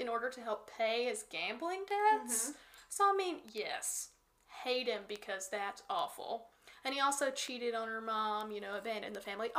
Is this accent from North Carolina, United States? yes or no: yes; near Morganton, North Carolina, United States; There's also like a pretty big prison in like Morganton, which is near my hometown.